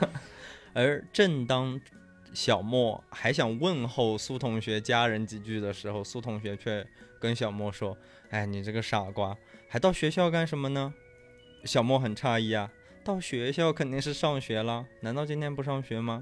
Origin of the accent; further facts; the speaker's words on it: Yunnan, China; 我们是云南人